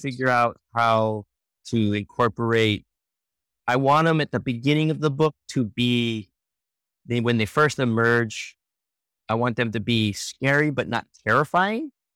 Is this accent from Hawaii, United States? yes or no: yes; Oahu, Hawaii, United States; moved away as an adult; also born or lived in San Francisco; now in Rockwall, United States; I grew up on the island of Oahu in Hawaii